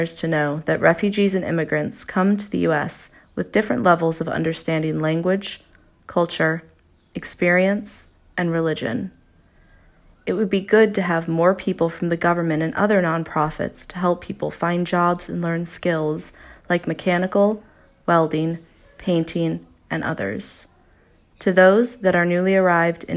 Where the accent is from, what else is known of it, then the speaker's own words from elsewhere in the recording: Kabul, Afghanistan; moved away as an adult; now in Albany, United States; I come from Kabul City, Afghanistan.